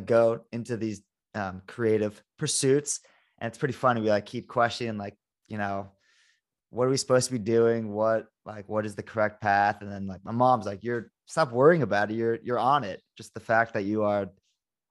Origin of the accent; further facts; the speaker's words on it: Malibu, California, United States; also born or lived in West Los Angeles; I'm from Malibu. Grew up in Malibu, but yeah, I lived in West LA after college.